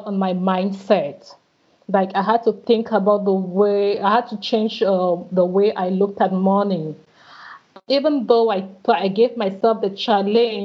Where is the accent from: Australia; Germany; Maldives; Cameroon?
Cameroon; moved away as an adult; also born or lived in Rennes, France; When I left my country, my home country, Cameroon, to go to France for my studies